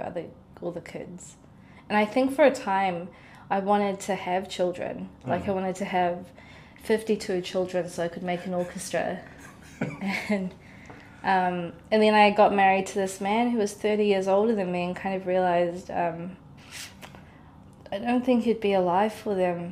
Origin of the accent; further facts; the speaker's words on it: Oman; born there; And I was born in Oman.